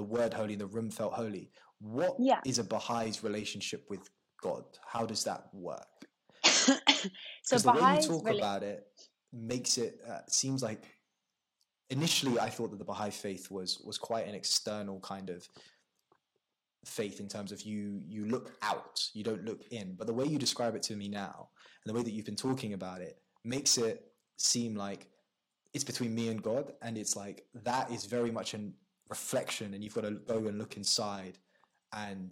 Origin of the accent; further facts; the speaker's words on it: United Kingdom; I've experienced them here my whole life in the UK